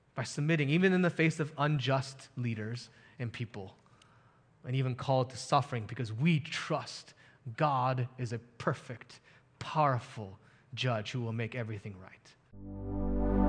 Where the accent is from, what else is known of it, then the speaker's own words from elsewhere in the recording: United States; as an American